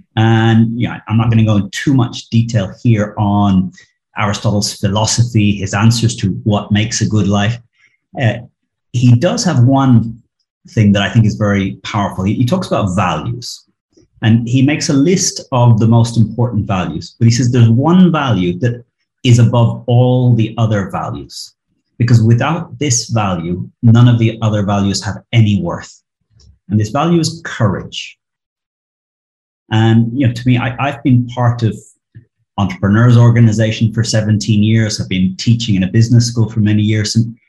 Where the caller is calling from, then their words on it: Barcelona, Catalonia, Spain; I'm here in Barcelona.